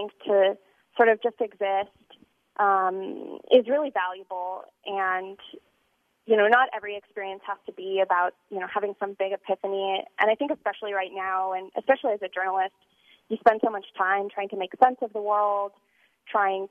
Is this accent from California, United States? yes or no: yes; California, United States; now in Utah, United States; I grew up in California, so I always hiked as a kid. But moving to Utah